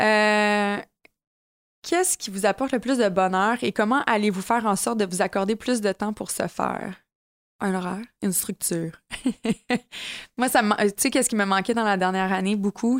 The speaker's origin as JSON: {"language": "French", "region": "Quebec", "country": "Canada", "said": "Je suis une vraie Québécoise dans l'âme."}